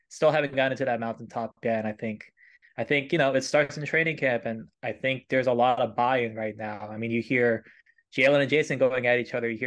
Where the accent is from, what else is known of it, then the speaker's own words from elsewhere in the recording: Michigan, United States; I'm very far removed from New England, Boston area. I grew up in Michigan